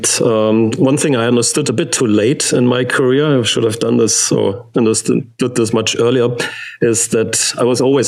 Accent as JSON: {"language": "English", "town": "Stuttgart", "region": "Baden-Württemberg", "country": "Germany", "tie": "born or raised there", "second_language": "English", "said": "I grew up in Stuttgart"}